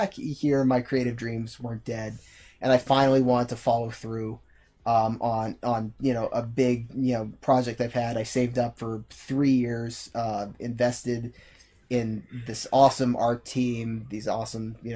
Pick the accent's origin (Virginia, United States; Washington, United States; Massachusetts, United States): Massachusetts, United States; North Shore; I'm from the North Shore.